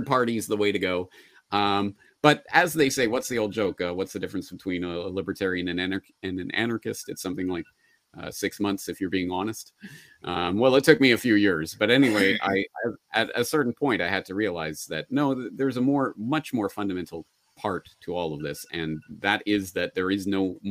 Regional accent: Alberta, Canada; I was born and raised in Alberta

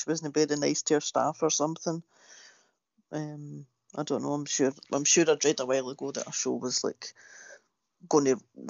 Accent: Glasgow, Scotland, United Kingdom; now in Florida, United States

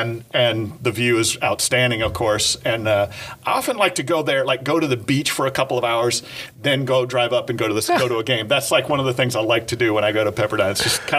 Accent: California, United States; We are two Californians talking about that.

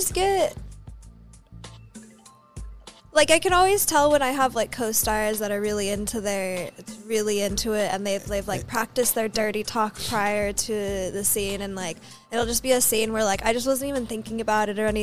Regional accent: New Mexico, United States; accent: Valley girl; I'm from the New Mexico Valley

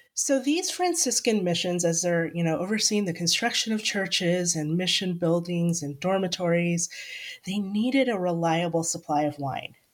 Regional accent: Solano County, Northern California, United States; I am from Northern California. I grew up in Solano County, which is just over the hill from Napa and Sonoma.

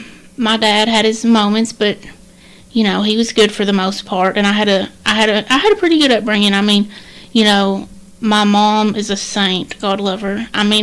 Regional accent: Berea, Kentucky, United States; now in Jackson County, United States; I grew up in right outside of Berea. We lived in a little holler. My mom, my aunts, uncles, my grandparents, we all live right down there on the same road.

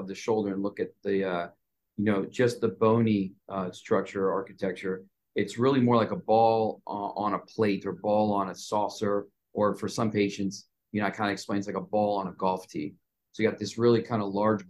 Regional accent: Montgomery County, DC, Maryland, United States; also born or lived in New York City / California; Came back to the area where I grew up in Montgomery County, which is about 20, 30 minutes outside of Washington, DC.

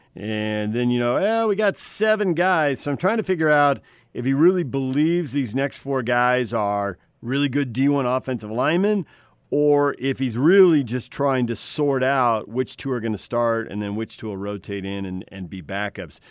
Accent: Chula Vista, California, United States; moved away; also born or lived in Santa Barbara; I grew up in the South Bay. Different bay, though

